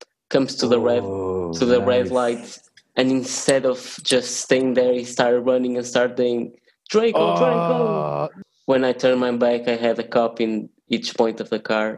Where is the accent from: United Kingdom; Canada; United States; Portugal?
Portugal; I was born in Portugal.